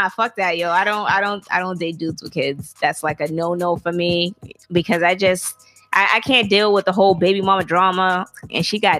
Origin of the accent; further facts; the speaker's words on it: Alabama, United States; I'm from Alabama.